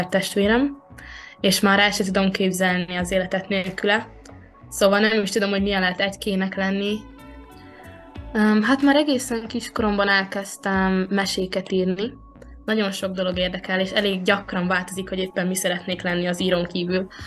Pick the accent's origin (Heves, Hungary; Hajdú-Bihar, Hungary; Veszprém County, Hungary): Veszprém County, Hungary; Veszprém; Én itt születtem Veszprémben